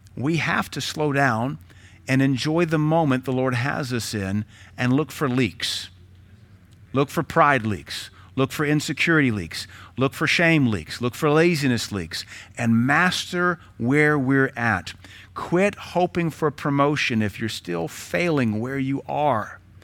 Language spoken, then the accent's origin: English; United States